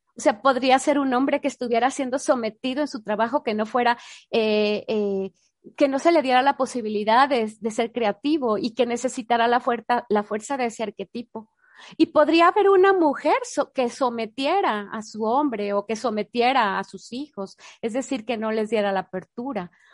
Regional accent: Mexico; yo soy mexicana

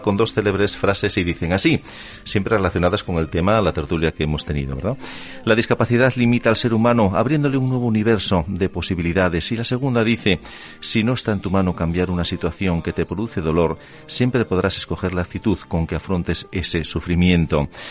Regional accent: Asturias, Spain; como somos los asturianos

